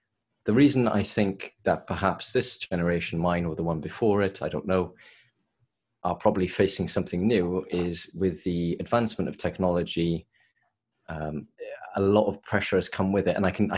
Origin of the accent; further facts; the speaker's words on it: Swansea, Wales, United Kingdom; accent: Welsh; moved away as an adult; now in London, United Kingdom; No, I'm from Swansea originally, but moved to London around 5 years ago. So okay. There's a little bit of a Welsh accent left